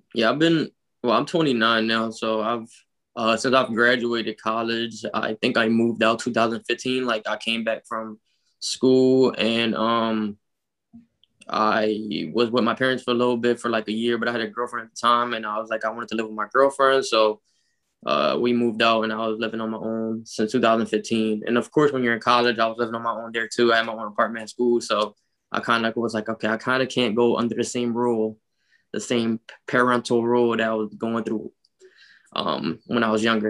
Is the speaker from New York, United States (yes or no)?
no; Philadelphia, Pennsylvania, United States; I grew up in North Philadelphia.